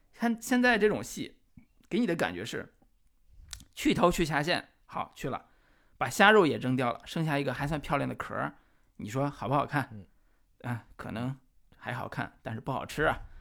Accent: Henan, China; 我们河南话

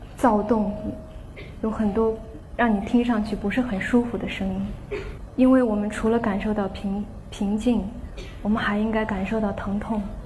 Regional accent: Qinghai, China; 我的家乡青海

